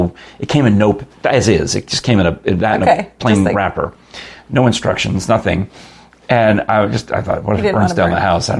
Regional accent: New York, United States; Growing up in New York

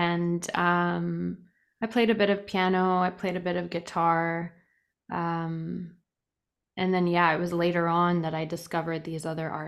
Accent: Toronto, Ontario, Canada; also born or lived in England; Yep, I was. Toronto.

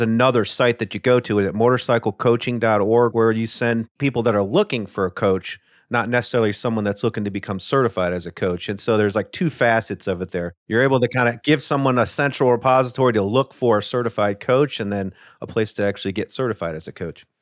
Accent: Midwest, United States; I grew up in the Midwest too

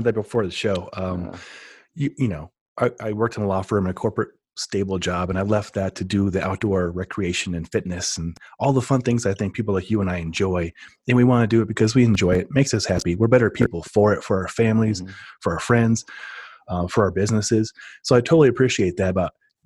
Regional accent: Nebraska, United States; now in Colorado, United States; I grew up in Nebraska

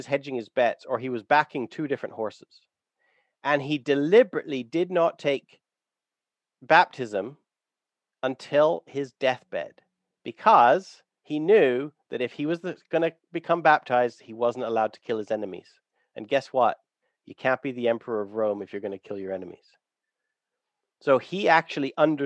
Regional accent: Canada; I have discovered that I grew up on Blackfoot territory

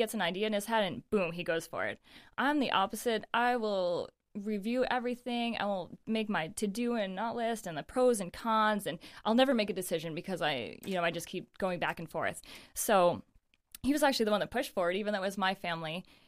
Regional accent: Naples, New York, United States; moved away as an adult; also born or lived in Michigan; now in Rochester, United States; I grew up in Naples. Mm-hmm. For anyone that knows, it's a small town, and a beautiful small town, and I love it. And my parents still live in the same house that I grew up in and everything.

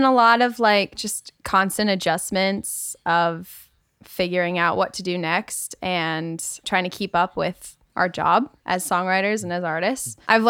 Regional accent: Rhode Island, United States; moved away as an adult; also born or lived in Nashville; now in Los Angeles, United States; No, I'm from Rhode Island originally, born and raised. And then I went to school in Nashville at Belmont. And then I came to LA.

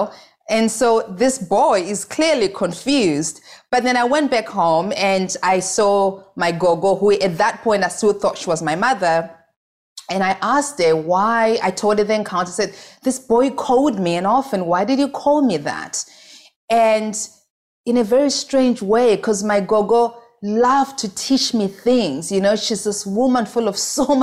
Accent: Goromonzi, Mashonaland East, Zimbabwe; now in New York City, United States; I grew up in a small village called Goromonzi, and I was raised there by my grandmother

